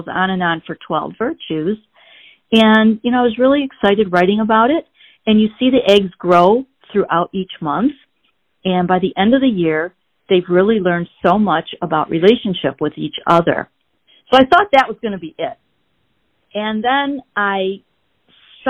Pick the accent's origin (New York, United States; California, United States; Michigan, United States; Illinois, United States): Michigan, United States; Grosse Pointe; I was born in Grosse Pointe, Michigan. I don't know if you're familiar with that area. It's a suburb outside of Detroit. And I was brought up, you know, in a pretty basic, you know, mom, dad, brother, and me